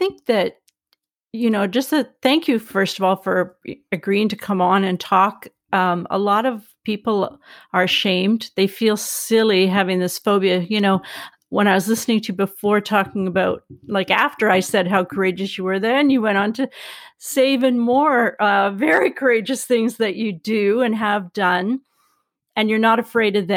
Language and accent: English; Canada; I'm Canadian